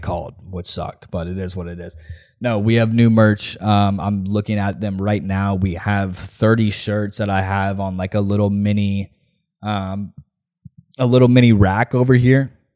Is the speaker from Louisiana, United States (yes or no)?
no; Nashville, Tennessee, United States; I'm from here." All right? Um, it's the city, it's my city